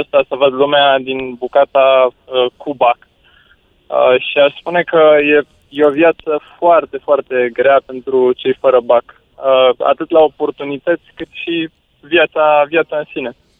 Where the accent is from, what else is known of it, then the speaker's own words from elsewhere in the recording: Bucharest, Romania; Eu am crescut în Drahova, în București